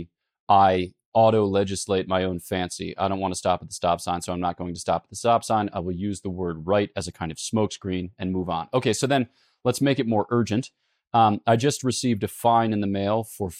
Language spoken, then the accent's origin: English; United States; I, as an American